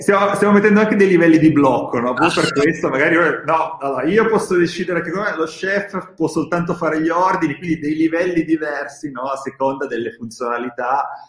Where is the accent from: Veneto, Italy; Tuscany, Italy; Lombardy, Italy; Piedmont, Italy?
Piedmont, Italy; Bra; io sono di Bra, quindi c'è tutto il mondo slow food, Petrini, e mi è rimasto dentro